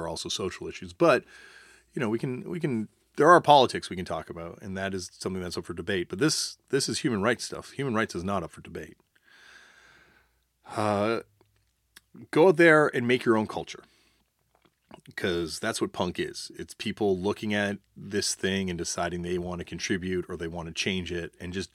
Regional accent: Canada; I'm not just talking as a Canadian looking at America. I'm talking about a Canadian looking at Canada.

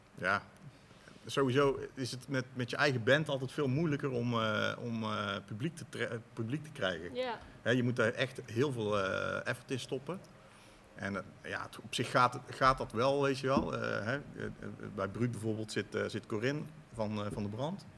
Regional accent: Tilburg, North Brabant, Netherlands; ik zelf uit Tilburg kom

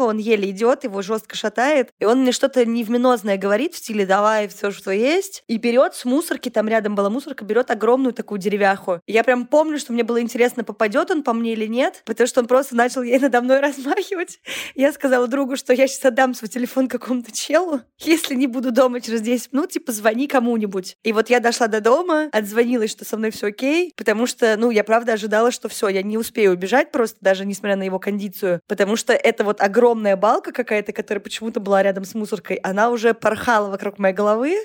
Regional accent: Saint Petersburg, Russia; и жила все детство на Удельной в Петербурге

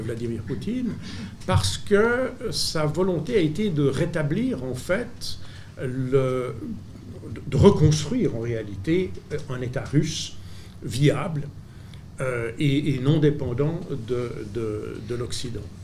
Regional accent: Switzerland; je suis suisse

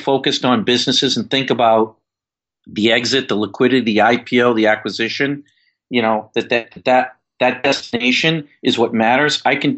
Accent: Yonkers, New York, United States; I'm a kid from Yonkers, New York. We had no money to travel anywhere.

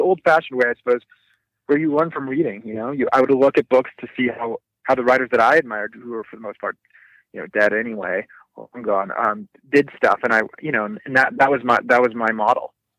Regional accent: Southern California, United States; I grew up in Southern California

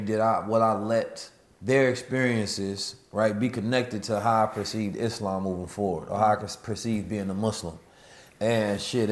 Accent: United States; also born or lived in St. Louis, Missouri / Oakland, California; growing up in St. Louis and Oakland

